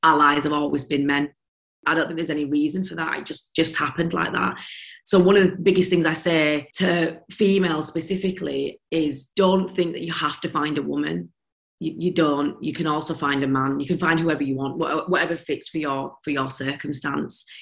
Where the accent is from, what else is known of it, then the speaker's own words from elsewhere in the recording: Leeds, Yorkshire and the Humber, United Kingdom; accent: broad Yorkshire; moved away as an adult; now in London, United Kingdom; Moving to London and having this Yorkshire broad accent